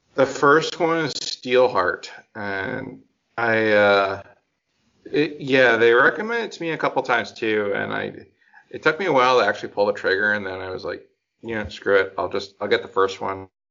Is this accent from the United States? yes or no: no; Canada; we're Canadian